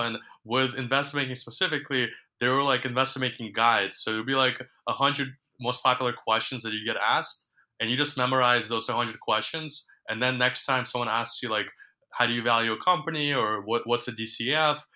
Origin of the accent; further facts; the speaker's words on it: New York, United States; also born or lived in Ukraine; my family immigrated to New York when I was um, 10 or 11 years old. And just growing up in New York